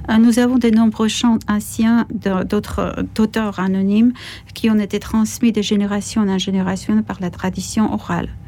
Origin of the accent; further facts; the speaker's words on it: Georgia; première chaîne de télévision à Tbilissi, mais aussi pour la chaîne de télévision privée appelée Argo dans ma ville natale.